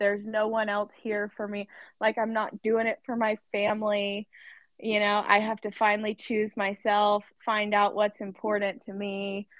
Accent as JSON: {"language": "English", "region": "Arkansas", "country": "United States", "moved": "as an adult", "lives_now": "Washington, United States", "said": "I'm from Arkansas, but I live in Washington"}